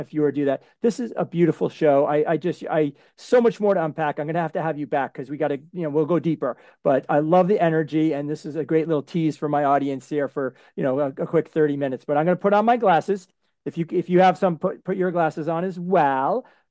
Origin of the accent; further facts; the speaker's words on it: Framingham, Massachusetts, United States; I grew up in Framingham, Massachusetts.